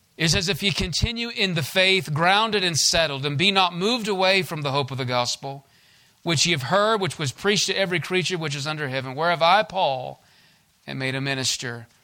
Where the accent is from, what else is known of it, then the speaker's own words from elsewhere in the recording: United States; I was born in the States and born in the land of the free and home of the brave